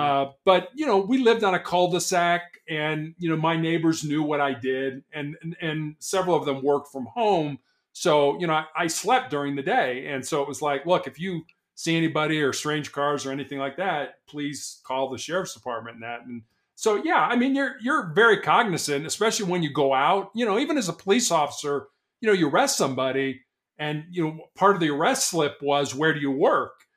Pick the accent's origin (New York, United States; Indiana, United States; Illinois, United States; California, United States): Illinois, United States; Chicago; moved away; also born or lived in Charleston, South Carolina; born and raised in Chicago